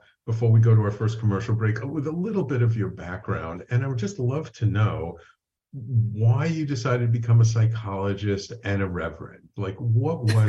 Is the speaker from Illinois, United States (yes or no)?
no; New York City, New York, United States; I'm a nice Jewish boy from the Bronx